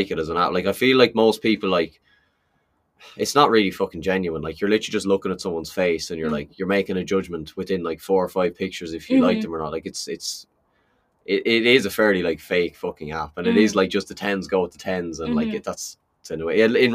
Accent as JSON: {"language": "English", "country": "Ireland", "said": "as an Irish guy"}